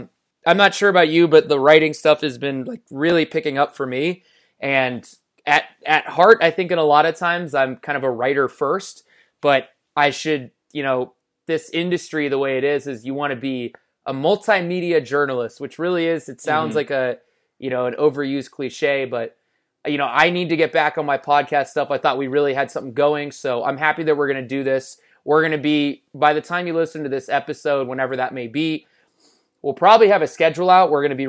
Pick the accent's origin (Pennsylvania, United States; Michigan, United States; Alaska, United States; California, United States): California, United States; I'm not home anymore, but home where I grew up in the Bay Area for Thanksgiving, seeing family and stuff.